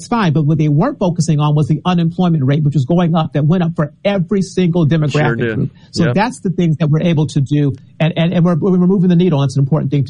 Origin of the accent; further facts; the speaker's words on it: Arizona, United States; When I was growing up in Arizona, we read the Arizona Republic, which is the big paper, and we also read the Arizona Informant, which is the Black newspaper.